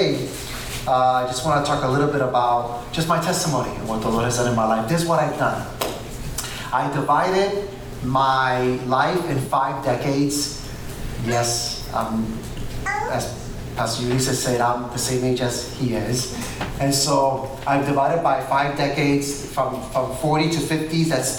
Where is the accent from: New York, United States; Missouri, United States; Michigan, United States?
New York, United States; also born or lived in Puerto Rico; But I was born and raised in Puerto Rico. My mom, she's a white Puerto Rican. My dad is a black Puerto Rican. And so you get this guy right here. However, I moved to New York.